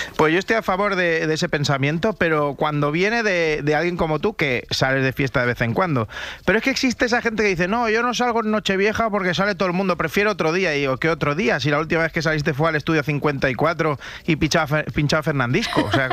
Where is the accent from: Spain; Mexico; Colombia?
Spain; Rubí, Catalonia; yo soy de Rubí